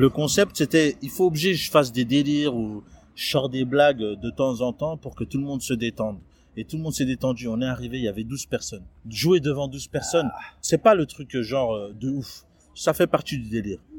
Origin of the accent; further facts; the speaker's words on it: Toulouse, Occitania, France; moi, je suis de Toulouse.